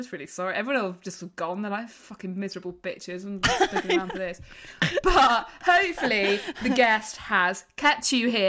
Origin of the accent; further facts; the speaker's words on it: England, United Kingdom; Thanks, I'm from England.